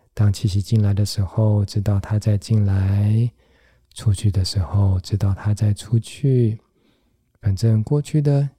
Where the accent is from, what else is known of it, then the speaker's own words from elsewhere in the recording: Taiwan; 原来对我们台湾人来讲，这个概念还是相当相当的陌生